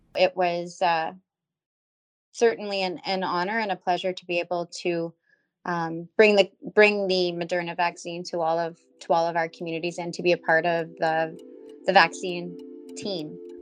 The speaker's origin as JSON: {"language": "English", "town": "Moosonee", "region": "Ontario", "country": "Canada", "tie": "born or raised there", "also_born_or_lived": "Moose Factory", "said": "raised in Moosonee"}